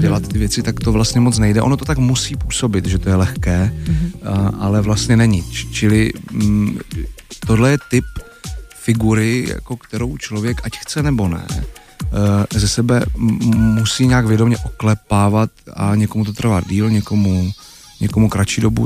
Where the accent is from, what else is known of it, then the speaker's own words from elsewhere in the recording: Czechia; u nás v Čechách